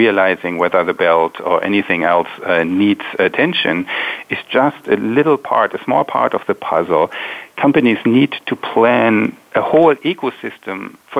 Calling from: Palo Alto, California, United States; I'm calling from Palo Alto in California.

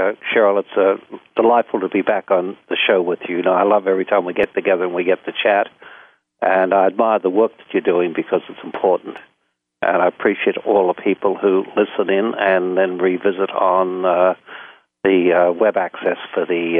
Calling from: San Francisco, California, United States; I'm actually in my home office on Belvedere Island, looking out over the Golden Gate Bridge in the city of San Francisco

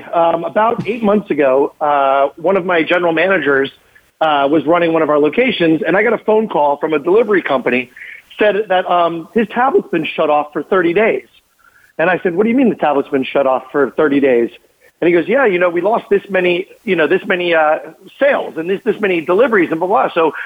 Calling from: Florida, United States; South Florida.

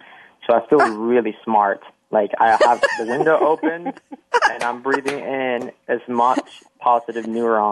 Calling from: Salt Lake City, Utah, United States; I'm calling from my home is Salt Lake City, Utah. I work for a company called HireVue there, but I'm currently visiting my brother in Stanford. So I'm in the Stanford student housing.

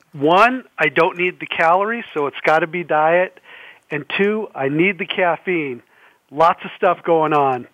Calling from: Atlanta, Georgia, United States; So I'm calling from beautiful Atlanta, Georgia

